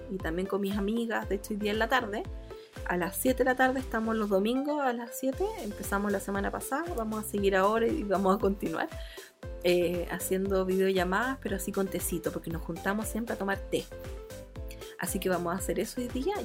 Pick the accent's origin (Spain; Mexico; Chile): Chile; Chillán, Ñuble; also born or lived in Arica; now in Santiago, Chile; me crié en, en Chillán con mi familia, me vine a Santiago, viví sola muchos años